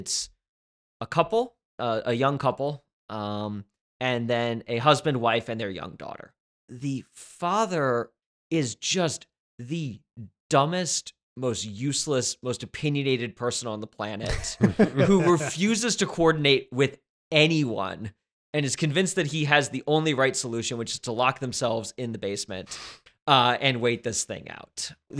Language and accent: English; East Coast, United States; I'm from the East Coast